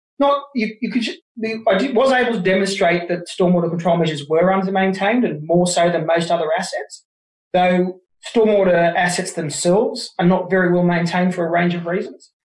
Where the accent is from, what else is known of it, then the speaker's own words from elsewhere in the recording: Wollongong, New South Wales, Australia; also born or lived in Jervis Bay; I was born in Wollongong, but I spent most of my time on school holidays hanging down at Jervis Bay